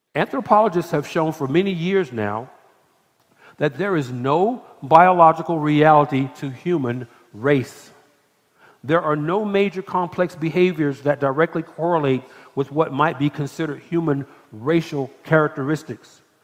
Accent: Atlanta, Georgia, United States; now in Texas, United States; I'm from Atlanta

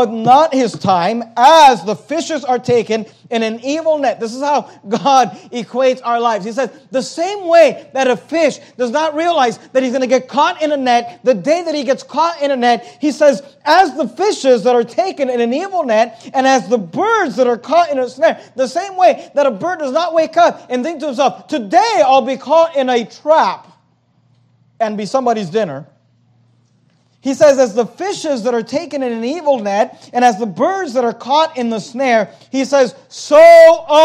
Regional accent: United States; also born or lived in Venezuela; My family moved here when I was 4 years old

